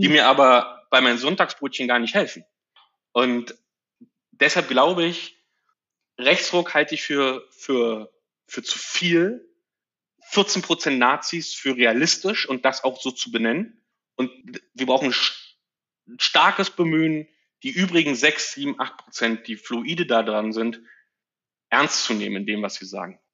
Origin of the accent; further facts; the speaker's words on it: Frankfurt, Brandenburg, Germany; moved away as an adult; Ich bin geboren in Frankfurt oder 81 und bin einen Tag nach meinem Abitur 2001 weggezogen